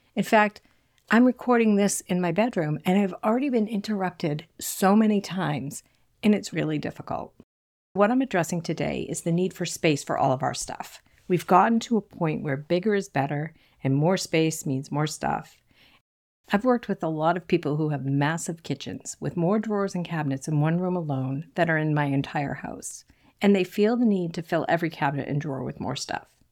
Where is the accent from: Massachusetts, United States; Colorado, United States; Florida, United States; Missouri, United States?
Massachusetts, United States; south shore of; accent: Boston; I grew up in a small Cape Cod home on the south shore of Massachusetts. I'm sure you can hear my Boston accent slip in from time to time.